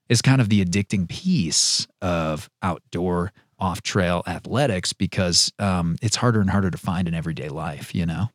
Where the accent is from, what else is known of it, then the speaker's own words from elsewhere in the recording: Wisconsin, United States; now in Utah, United States; I grew up in Wisconsin hunting and fishing